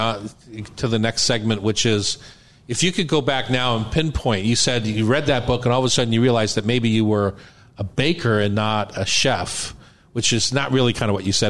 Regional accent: Philadelphia, Pennsylvania, United States; moved away; I come from the Philadelphia cheesesteak kind of roll

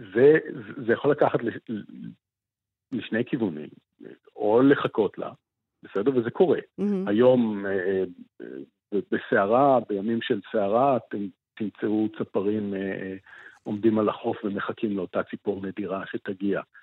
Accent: Jerusalem, Jerusalem District, Israel; born or raised there; now in Hulda, Israel

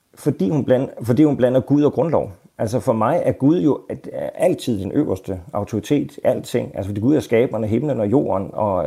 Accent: Denmark; jeg er en dansker

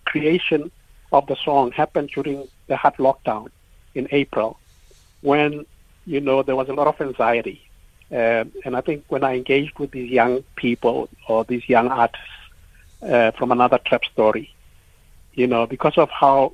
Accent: South Africa; as South Africans

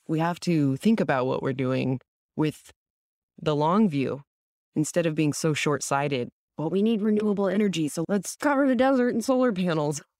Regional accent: San Diego, California, United States; growing up in San Diego

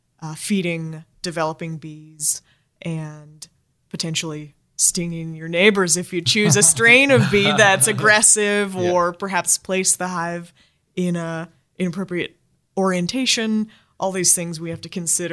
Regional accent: United States; now in Australia; I know I'm American

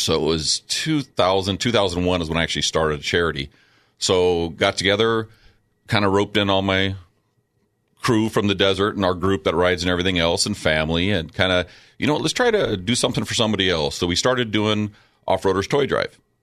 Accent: Chula Vista, California, United States; growing up in Chula Vista

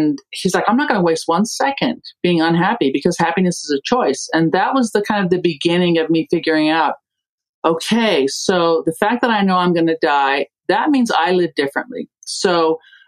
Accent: Germany; moved away; I grew up in Germany.

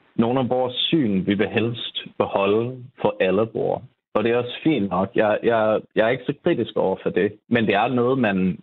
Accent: Southern California, United States; Danish is a second language; moved away as an adult; now in Denmark; Jeg er oprindeligt fra Sydkalifornien

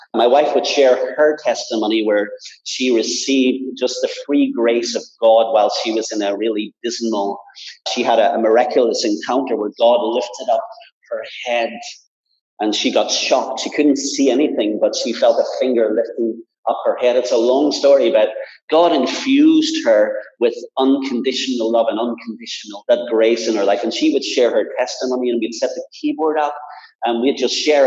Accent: Belfast, Northern Ireland, United Kingdom; moved away; I was brought up in Belfast in the midst of a lot of tensions in church life

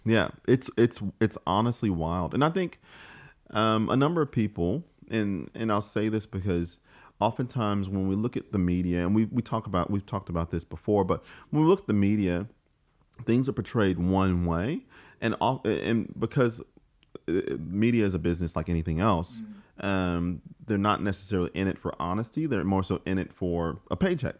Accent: St. Louis, Missouri, United States; moved away as an adult; now in Australia; I'm from St. Louis, Missouri, uh, in the, the United States

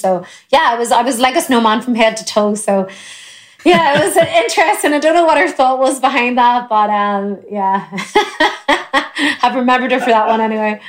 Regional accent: Ireland

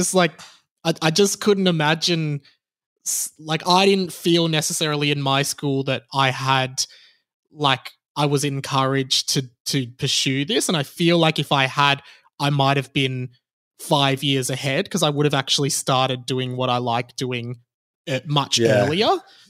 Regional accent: Kew, Victoria, Australia; Yeah, I grew up in Kew

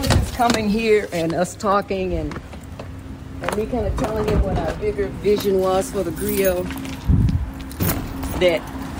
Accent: Philadelphia, Pennsylvania, United States; Because I'm from Mill Creek, too.

